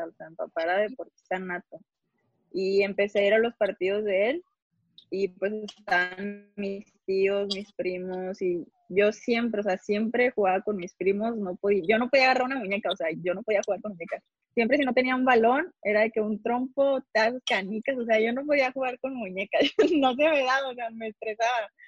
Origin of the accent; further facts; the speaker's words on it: Nuevo León, Mexico; Sí, soy regia.